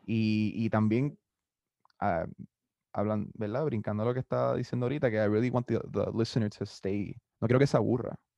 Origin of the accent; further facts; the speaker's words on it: Carolina, Puerto Rico; also born or lived in San Juan, Puerto Rico; now in Mayagüez, Puerto Rico; me crié en Carolina hasta San Juan toda mi, mi juventud